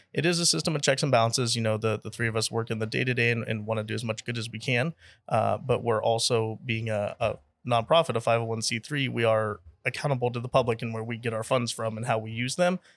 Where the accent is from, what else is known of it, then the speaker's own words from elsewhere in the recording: San Jose, California, United States; also born or lived in Texas; now in Austin, United States; born and raised in San Jose, California, but, uh, been in Texas here for, gosh, going on twelve years now